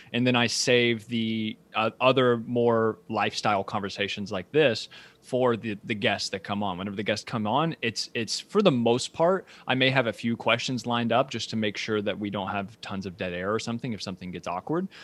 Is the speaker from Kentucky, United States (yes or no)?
yes; Ashland, Kentucky, United States; moved away as an adult; also born or lived in New York City; now in Lexington, United States; I was born and raised in Asheville, Kentucky, which is about twenty thousand people.